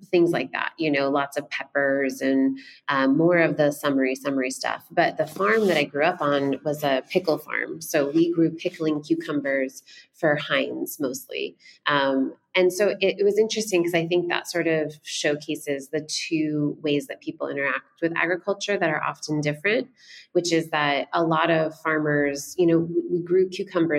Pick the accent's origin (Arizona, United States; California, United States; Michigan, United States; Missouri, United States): Michigan, United States; Western; I grew up in Western Michigan, so, you know, a little bit south of Holland